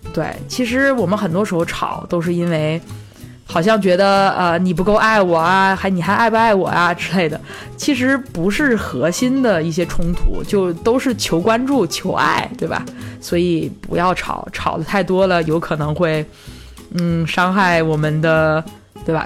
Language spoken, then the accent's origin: Chinese; China; 我们中国人